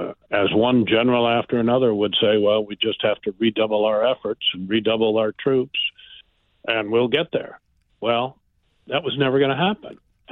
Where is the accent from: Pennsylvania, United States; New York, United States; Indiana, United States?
Pennsylvania, United States; Philadelphia; born there; I was born in Philadelphia, Bryn Mawr Hospital, and my father, Red Smith, was then a sports columnist for the Philadelphia Record.